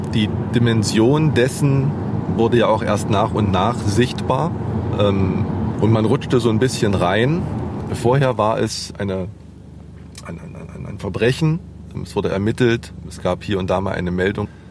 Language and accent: German; Jena, Thuringia, Germany; Ich bin aufgewachsen 800, 900 Meter weiter. Das ist letztendlich meine Heimat